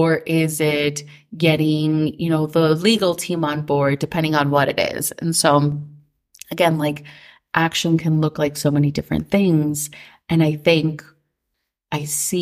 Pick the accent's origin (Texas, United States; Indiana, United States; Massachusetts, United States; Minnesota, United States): Minnesota, United States; growing up in Minnesota